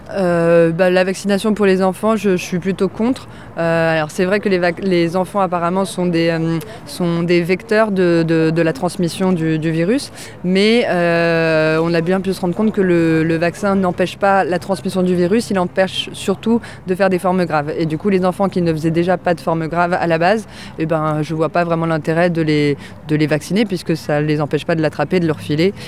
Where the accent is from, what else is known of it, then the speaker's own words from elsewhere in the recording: France; je suis née en France